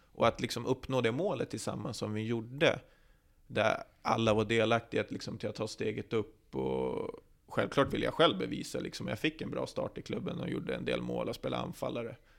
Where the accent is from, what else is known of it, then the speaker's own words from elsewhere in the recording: Västerås, Västmanland, Sweden; also born or lived in Norrland; jag är uppvuxen på Bjurhovda